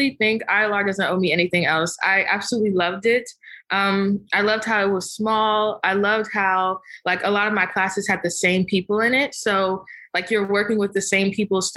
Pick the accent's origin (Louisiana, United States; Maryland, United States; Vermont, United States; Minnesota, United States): Maryland, United States; Prince George's County; also born or lived in Hughesville, Maryland; now in Tysons Corner, United States; So yeah, growing up, I grew up in PG County